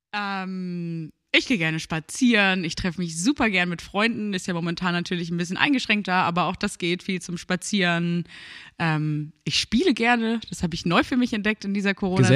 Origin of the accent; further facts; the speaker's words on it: Börnsen, Schleswig-Holstein, Germany; now in Bergedorf, Germany; ich bin 26 Jahre alt und wohne in Bergedorf. Aufgewachsen bin ich aber in Börnsen.